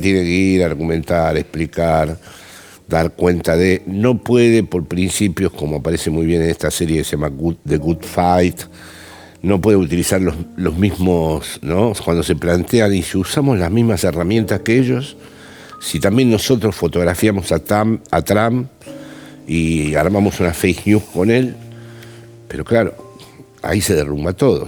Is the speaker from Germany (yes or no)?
no; Buenos Aires, Argentina; now in Spain; soy un intelectual porteño que vive en, España